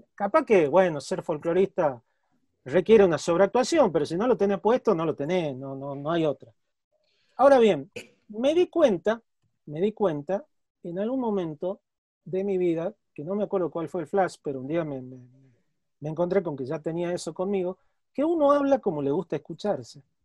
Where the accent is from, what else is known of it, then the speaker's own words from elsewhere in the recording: Tucumán, Argentina; also born or lived in Spain; entre mis señas de identidad, está que soy tucumano